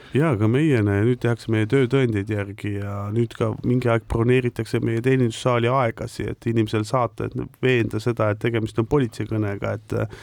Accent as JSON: {"language": "Estonian", "country": "Estonia", "also_born_or_lived": "Netherlands", "said": "natuke oleme ikkagi eestlased"}